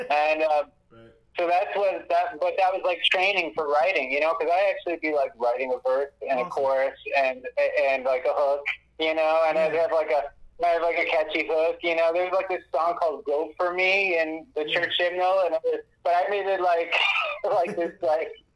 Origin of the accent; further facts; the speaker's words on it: Buffalo, New York, United States; I grew up in Buffalo, New York. I was raised in a music household.